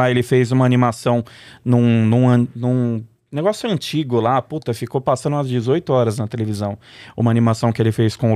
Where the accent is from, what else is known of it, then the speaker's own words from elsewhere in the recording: São Paulo, Brazil; nasci numa na, na, maternidade ali numa na, no redor da, da Paulista ali não lembro onde que é mas mas morei minha vida inteira no Paris. Quer dizer, nasci e morei no Brás até os cinco anos.